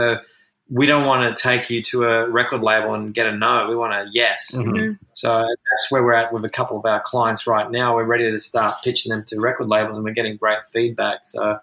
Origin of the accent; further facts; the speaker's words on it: Wollongong, New South Wales, Australia; we're from Wollongong